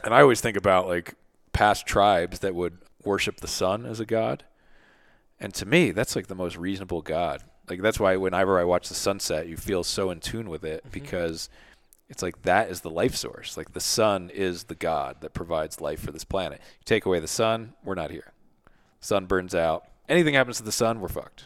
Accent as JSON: {"language": "English", "town": "Philadelphia", "region": "Pennsylvania", "country": "United States", "tie": "born or raised there", "said": "I grew up in Philly"}